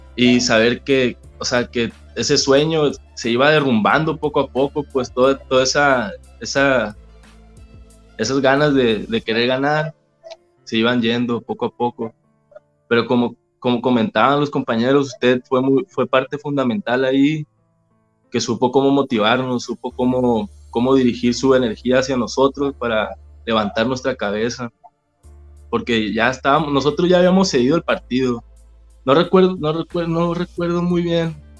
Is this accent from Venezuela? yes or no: no; San José del Cabo, Baja California Sur, Mexico; also born or lived in La Paz; nací en La Paz. Nací en La Paz y a los seis años me vine a vivir a San José.